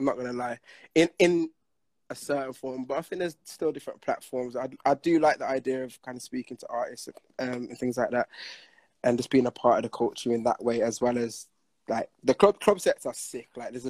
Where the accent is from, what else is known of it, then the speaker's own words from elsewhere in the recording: Manchester, North West England, United Kingdom; I'm from Manchester.